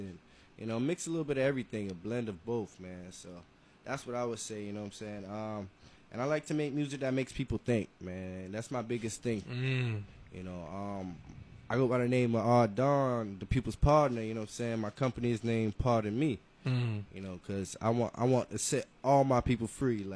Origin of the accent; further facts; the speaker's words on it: Sunrise, Florida, United States; also born or lived in Brooklyn, New York; I'm from Broward, man. I'm from Sunrise. So I went to Piper High School